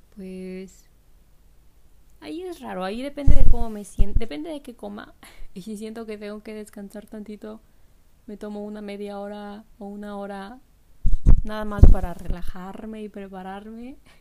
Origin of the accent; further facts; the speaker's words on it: Mexico; moved away; yo soy de México